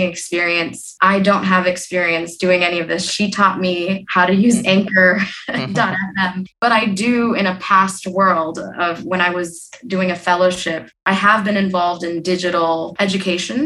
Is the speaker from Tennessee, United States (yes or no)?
yes; Tennessee, United States; my parents are from there. My dad is from Kishorganj. My mom is from Komilla, but I was born and raised in Tennessee of all places.